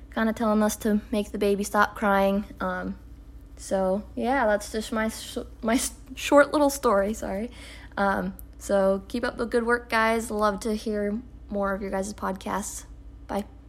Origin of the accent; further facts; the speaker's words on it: Oregon, United States; we're from Oregon